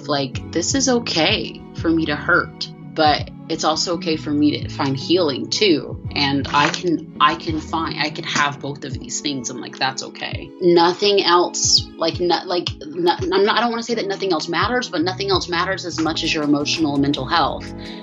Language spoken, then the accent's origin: English; Georgia, United States; also born or lived in California; I grew up in Georgia